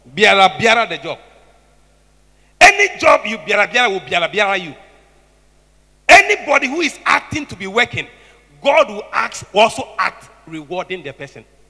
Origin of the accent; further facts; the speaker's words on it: Tema, Greater Accra, Ghana; I grew up in Tema